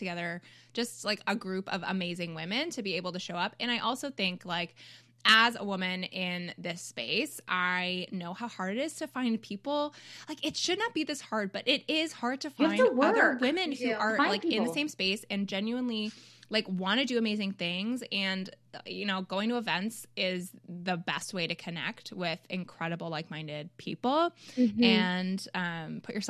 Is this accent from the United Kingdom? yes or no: no; Canada; I'm Canadian